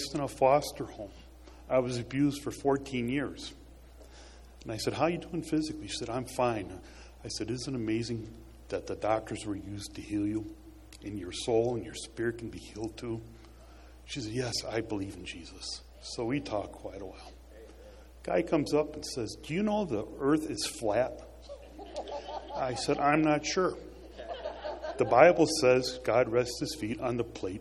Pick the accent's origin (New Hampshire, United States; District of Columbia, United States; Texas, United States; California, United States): California, United States; moved away as an adult; I was born in California.